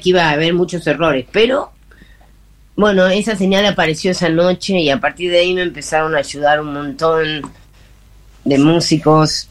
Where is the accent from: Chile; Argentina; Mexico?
Argentina; Buenos Aires; moved away as an adult; now in Salta, Argentina; yo soy porteña